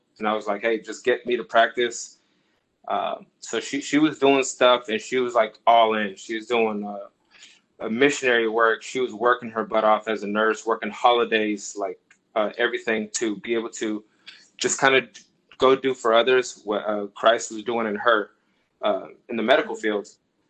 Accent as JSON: {"language": "English", "town": "Los Angeles", "region": "California", "country": "United States", "tie": "born or raised there", "also_born_or_lived": "Moreno Valley / Orange County", "said": "So I was born in Los Angeles area. We lived in Compton. From there, we moved to Moreno Valley, California, came into Orange County, California."}